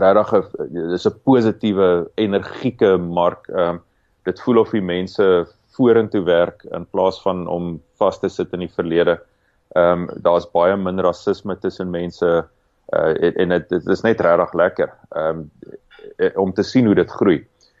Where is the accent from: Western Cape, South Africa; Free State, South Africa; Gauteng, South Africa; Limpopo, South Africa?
Free State, South Africa; now in Cape Town, South Africa; ek en jy kom albei uit die Vrystaat uit. Ons is albei trots Afrikaners, maar nie een van ons bly meer in die Vrystaat nie